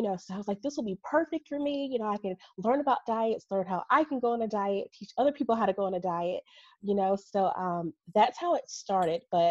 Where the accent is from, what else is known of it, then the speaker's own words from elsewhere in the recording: Birmingham, Alabama, United States; I am from Birmingham, Alabama, born and raised, still live here.